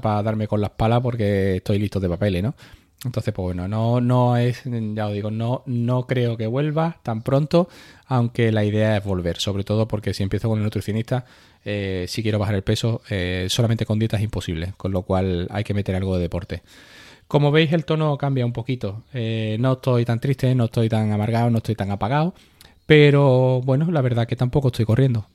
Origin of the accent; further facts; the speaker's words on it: Carmona, Andalusia, Spain; la carrera de mi pueblo